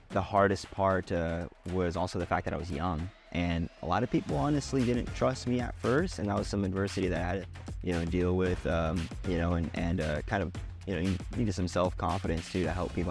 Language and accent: English; Boise, Idaho, United States; also born or lived in Sacramento, California; I'm from Boise, Idaho. Um, originally was born in Sacramento, California. Moved, uh, out to Boise when I was, uh, about, when I was nine, ten years old.